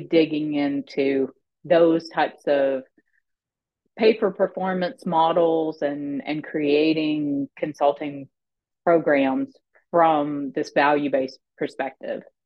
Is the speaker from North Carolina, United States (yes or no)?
no; Arkansas, United States; i grew up in small town arkansas